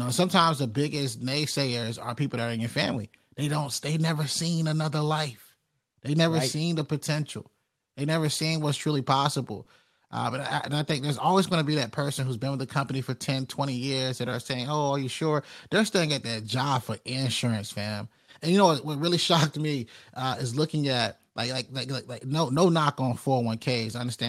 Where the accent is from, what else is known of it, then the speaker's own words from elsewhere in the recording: Rocky Mount, North Carolina, United States; Like when I come from Rocky Mount, North Carolina